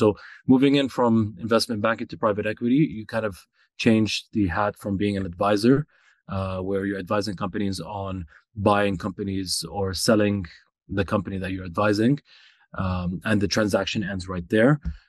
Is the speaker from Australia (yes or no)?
no; Saudi Arabia; also born or lived in Canada; I grew up in Saudi Arabia, went to middle school and high school in Saudi. There was a brief stint where I lived in Canada as well. We became Canadians.